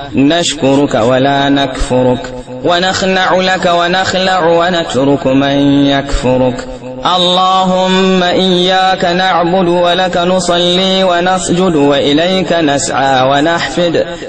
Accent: Kano State, Nigeria; بلادنا نيجيريا

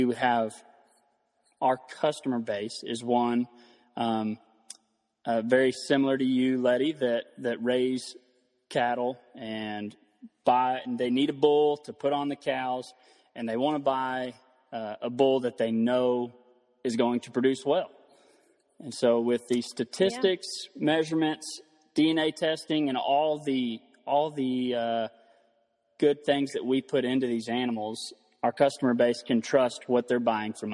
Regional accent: Throckmorton, Texas, United States; I'm from Throckmorton, Texas. That's the north central part of the state. And grew up on a family ranch here in Throckmorton

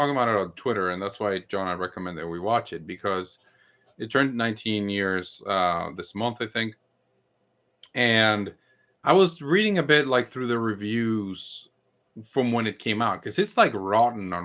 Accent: Mexico City, Mexico; I am from Mexico City

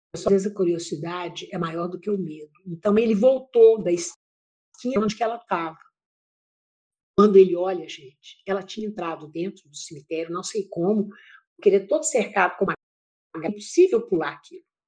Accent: Pará de Minas, Minas Gerais, Brazil; now in Ouro Preto, Brazil; eu nasci em Pará de Minas, que é uma cidade do Oeste Mineiro

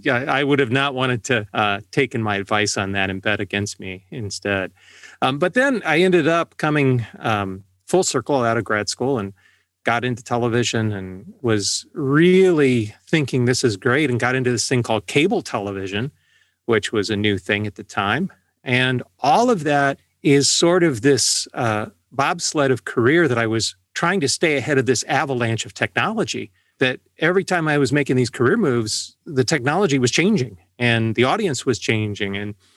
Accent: Valparaiso, Indiana, United States; And I grew up on the South Shore of Lake Michigan in Valparaiso, Indiana, listening to the enormous AM 89 WLS

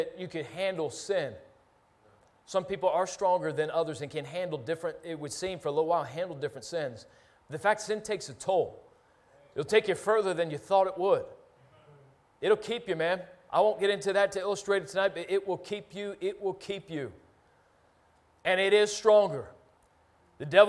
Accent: Philadelphia, Pennsylvania, United States; when I was a kid growing up in Philly

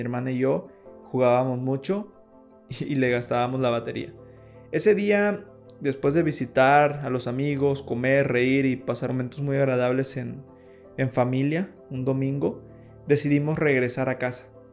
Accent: Balancán, Tabasco, Mexico; Nosotros somos de Balancán

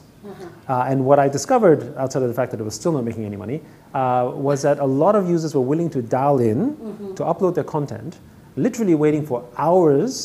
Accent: Vienna, Austria; moved away as an adult; now in Hong Kong; I grew up in Vienna

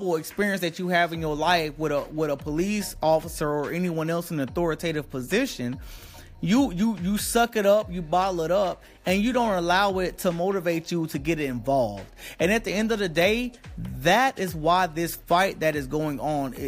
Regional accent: the South, United States; I was raised in the South

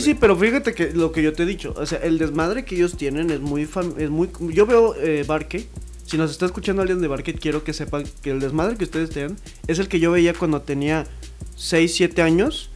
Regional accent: Mexico; identificarse como mexicano

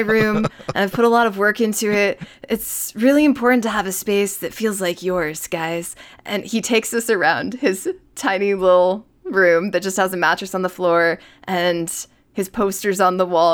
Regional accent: New York, United States; I'm a New Yorker by origin

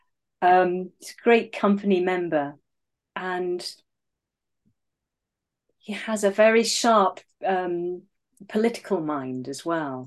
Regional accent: England, United Kingdom; accent: RP

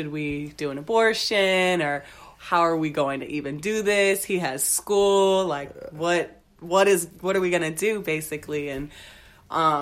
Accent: San Antonio, Texas, United States; I'm born and raised in San Antonio

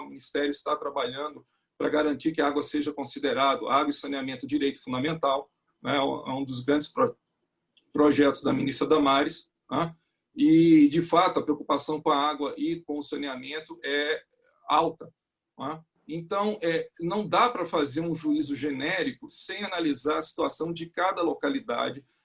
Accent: Northeast Region, Brazil; Eu mesmo sou nordestino

